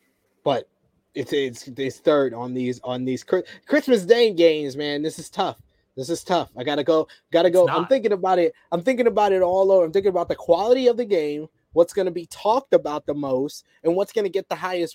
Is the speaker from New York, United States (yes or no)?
yes; New York, United States; I'm from New York, man.